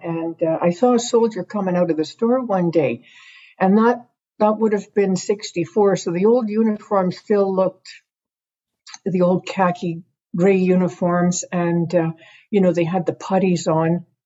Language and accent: English; Pembroke, Ontario, Canada; I was born in Pembroke, Ontario